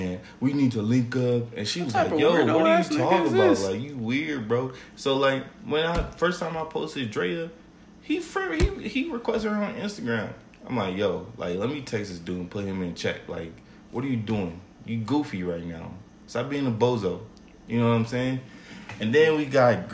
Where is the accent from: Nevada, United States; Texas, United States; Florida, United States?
Nevada, United States; Las Vegas; growing up in Vegas